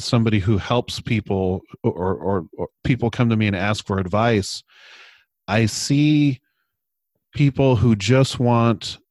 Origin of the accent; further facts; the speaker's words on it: California, United States; I'm from California.